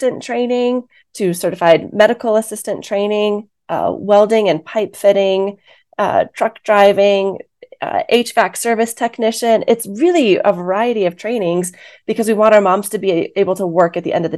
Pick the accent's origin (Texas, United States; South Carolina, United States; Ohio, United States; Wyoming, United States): Wyoming, United States; I was born and raised in Wyoming.